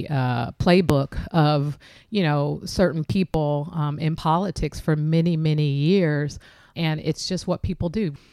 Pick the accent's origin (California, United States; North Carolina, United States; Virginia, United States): California, United States; San Francisco; specifically african american men who I grew up with in the Western Addition